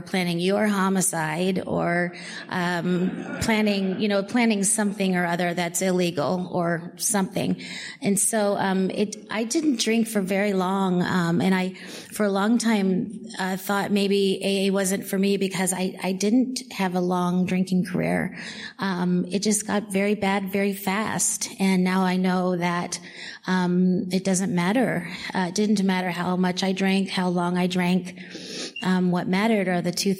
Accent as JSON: {"language": "English", "town": "Belleville", "region": "Illinois", "country": "United States", "said": "I'm from Belleville, Illinois, in the Midwest"}